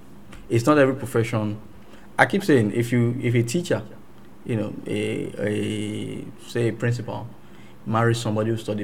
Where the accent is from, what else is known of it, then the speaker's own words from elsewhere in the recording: England, United Kingdom; born there; I was born in England.